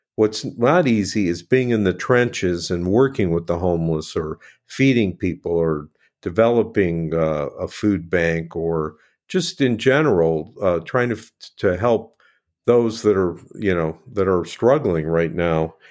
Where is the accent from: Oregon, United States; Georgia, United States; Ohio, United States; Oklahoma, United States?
Ohio, United States; Cleveland; I grew up in Cleveland